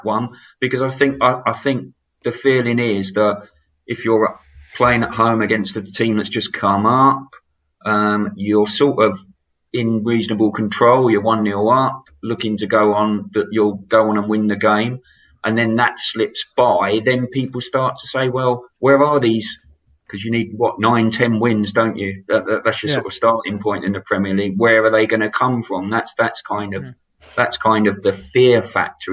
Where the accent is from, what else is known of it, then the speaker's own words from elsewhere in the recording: Brighton, South East England, United Kingdom; I'm a Brighton boy. I was born and bred in Brighton